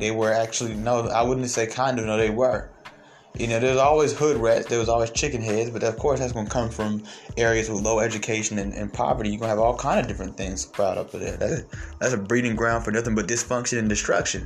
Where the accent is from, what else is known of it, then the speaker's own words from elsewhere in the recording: Atlanta, Georgia, United States; I was raised mostly in Atlanta